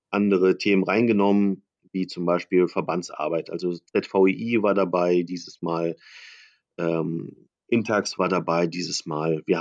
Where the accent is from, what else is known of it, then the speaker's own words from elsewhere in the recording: Berlin, Germany; ich bin Berliner